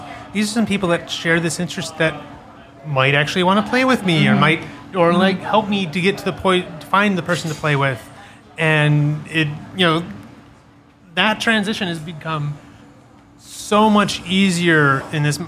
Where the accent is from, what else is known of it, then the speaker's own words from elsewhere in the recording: Chicago, Illinois, United States; growing up in Chicago, I was up on the north side